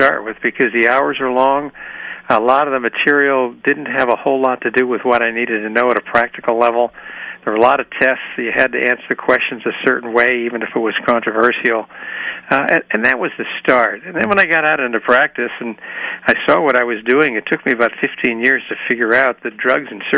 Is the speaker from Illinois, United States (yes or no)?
yes; Chicago, Illinois, United States; moved away as an adult; now in Walnut Creek, United States; I came from Chicago originally